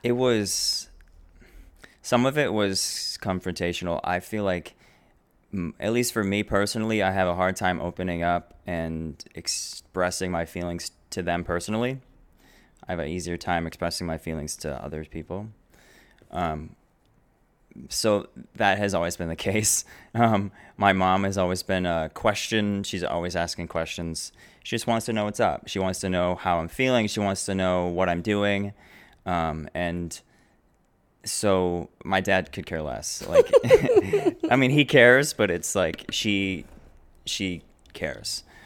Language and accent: English; Naperville, Illinois, United States; I grew up here in Naperville.